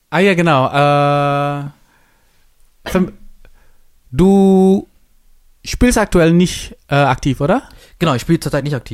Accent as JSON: {"language": "German", "region": "Jakarta", "country": "Indonesia", "said": "Also ich komme ja aus Jakarta."}